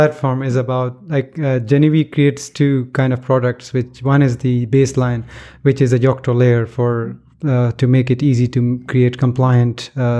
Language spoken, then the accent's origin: English; Pakistan; also born or lived in Finland / London, United Kingdom; now in Gothenburg, Sweden; Originally I'm from Pakistan, and I lived in Finland for a long time